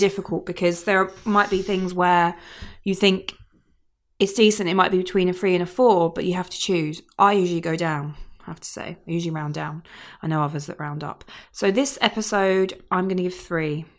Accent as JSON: {"language": "English", "area": "Kent", "region": "South East England", "country": "United Kingdom", "moved": "yes", "said": "I'm from Kent originally"}